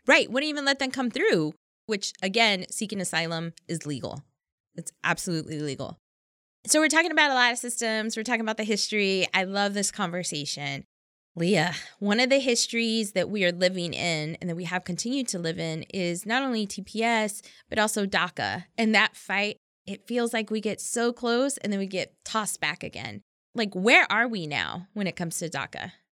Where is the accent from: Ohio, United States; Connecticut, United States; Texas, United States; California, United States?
Texas, United States; I'm from Texas.